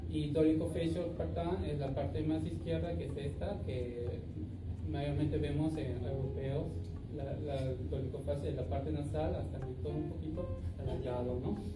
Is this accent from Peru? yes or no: yes; Peru; now in Japan; yo por otra parte también soy peruano.